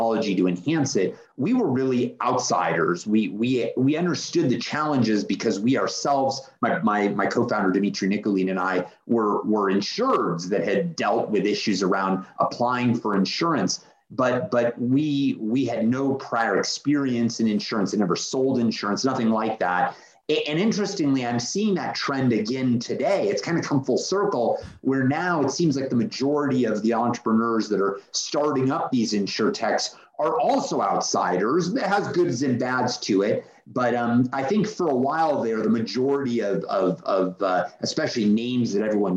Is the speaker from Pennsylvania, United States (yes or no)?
no; California, United States; I'm a kid from California that grew up around technology